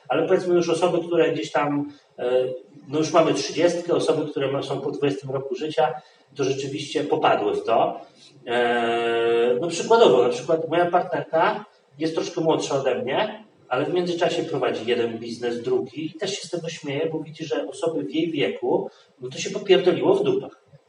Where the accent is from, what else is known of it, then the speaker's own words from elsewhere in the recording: Poland; jestem Polakiem i się urodziłem w Polsce